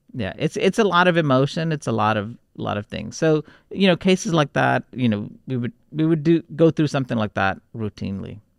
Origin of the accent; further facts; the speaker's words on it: Houston, Texas, United States; also born or lived in Warangal, Telangana, India; we grew up in Texas, in Houston, it was a very multicultural city